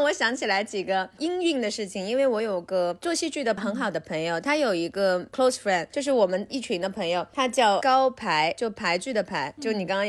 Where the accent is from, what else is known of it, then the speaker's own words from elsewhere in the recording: Hangzhou, Zhejiang, China; 然后再说咱们家杭州啊，十三世纪南宋杭州因伴随禅宗进入日本。